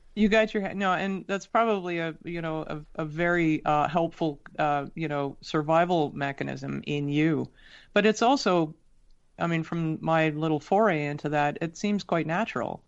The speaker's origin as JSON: {"language": "English", "town": "Toronto", "region": "Ontario", "country": "Canada", "tie": "born or raised there", "also_born_or_lived": "Sydney, Australia", "said": "I was born in Toronto and very quickly thereafter we moved to Australia."}